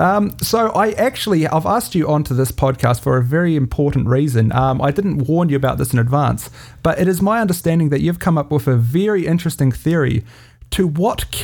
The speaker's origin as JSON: {"language": "English", "country": "New Zealand", "said": "I'm a podcaster from New Zealand"}